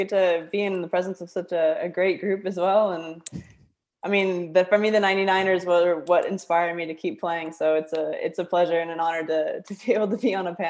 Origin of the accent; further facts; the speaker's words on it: Florida, United States; also born or lived in Minnesota; now in Australia; I was born in Minnesota, very quickly moved to Florida when I was about five. So pretty much I'm Floridian, I guess.